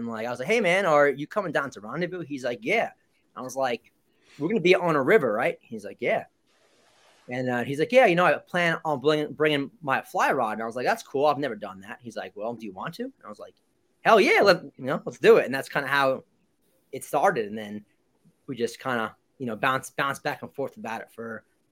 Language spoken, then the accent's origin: English; Long Island, New York, United States; I'm from Long Island, New York.